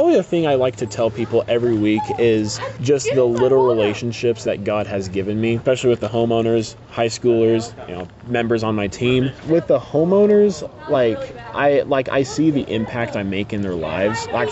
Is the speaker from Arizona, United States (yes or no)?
no; Clay Center, Kansas, United States; also born or lived in Hutchinson, Kansas; I grew up in Clay Center, Kansas for the first 19 years of my life